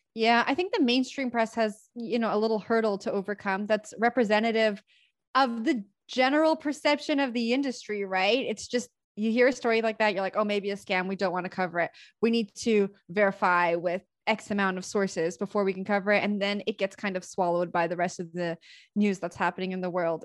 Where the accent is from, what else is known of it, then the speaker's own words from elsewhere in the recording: Canada; also born or lived in Toronto; So I'm from Canada. I live in Toronto